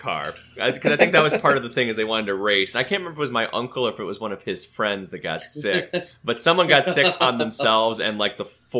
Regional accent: Grand Rapids, Michigan, United States; Michigan Adventure, it's in Muskegon, which is about an hour and a half from where we grew up in Grand Rapids.

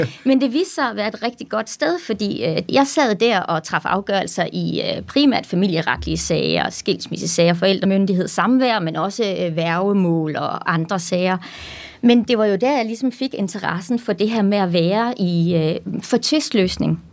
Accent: Randers, Central Denmark Region, Denmark; also born or lived in Aarhus; så er jeg jo født og opvokset i Randers

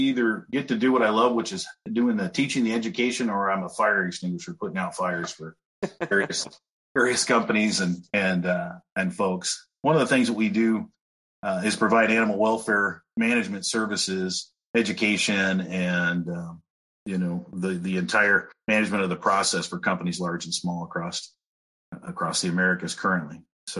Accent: California, United States; also born or lived in Iowa; I am originally from California, kind of spent my time between Iowa and California, so I kind of understand both sides

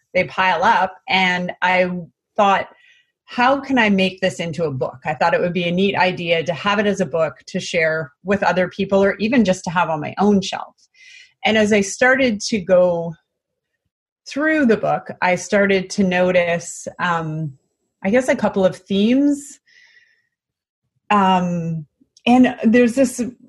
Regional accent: British Columbia, Canada; moved away as an adult; now in California, United States; We are originally from British Columbia, Canada, but we now live in California

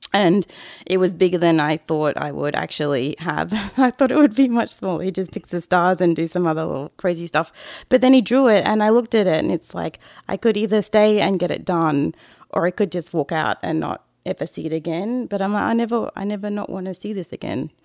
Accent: Australia; moved away; I'm too Australian

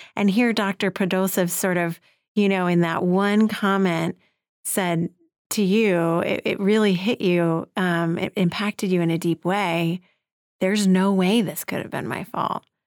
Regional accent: New York City, New York, United States; speaking as a New Yorker

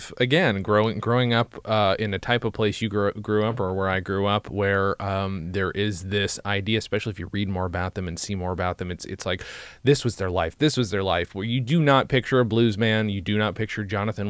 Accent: New York, United States; Upstate New York.

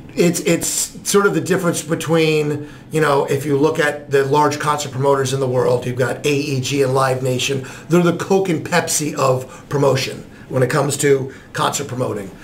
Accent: New Jersey, United States; moved away as an adult; also born or lived in New York; now in Columbus, United States; I was born in New York and grew up in New Jersey

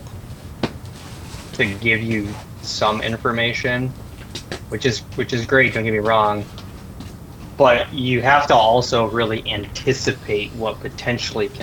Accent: Michigan, United States; moved away as an adult; also born or lived in Colorado; I grew up in Michigan. I moved to Colorado

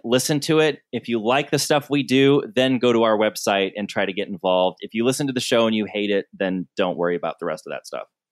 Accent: Southern Michigan, United States; I grew up in Southern Michigan where there were rodeos every weekend

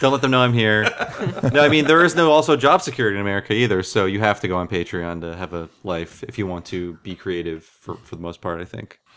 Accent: Ohio, United States; born or raised there; also born or lived in Santa Fe; now in Berkeley, United States

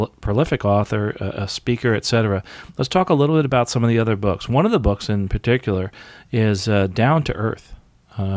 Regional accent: United States; I'm an American

